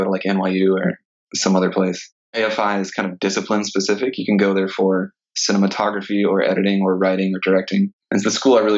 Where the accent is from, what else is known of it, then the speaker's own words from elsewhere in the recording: Sumter, South Carolina, United States; now in Los Angeles, United States; I'm originally from South Carolina, from a small town in South Carolina called Sumter.